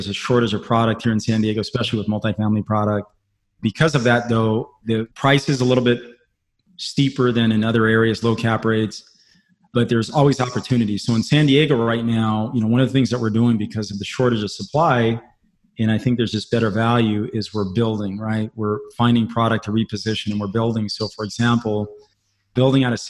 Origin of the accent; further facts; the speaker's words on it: Pohnpei, Micronesia; moved away; I grew up on the South Pacific where the median income, man, was $2,000 a year.